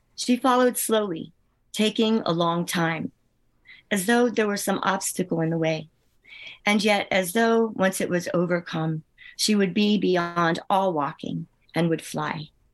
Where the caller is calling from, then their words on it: Northfield, New Jersey, United States; I'm calling from Northfield, New Jersey